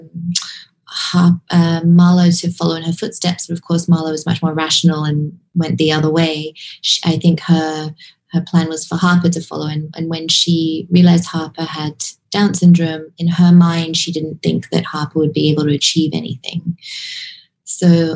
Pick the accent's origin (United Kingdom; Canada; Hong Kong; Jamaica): Hong Kong; I grew up in Hong Kong